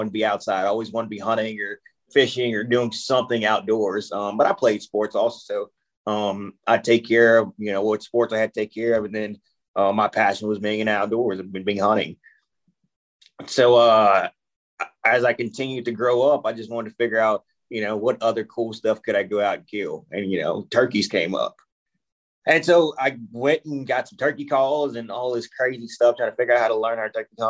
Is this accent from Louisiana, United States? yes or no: yes; South Louisiana, United States; I grew up in Louisiana, born and raised South Louisiana